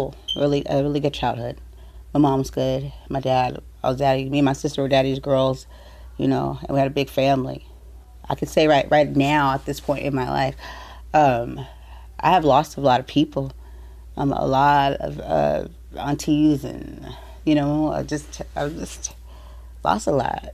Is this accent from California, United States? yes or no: yes; San Diego, California, United States; I was born and raised here in San Diego, California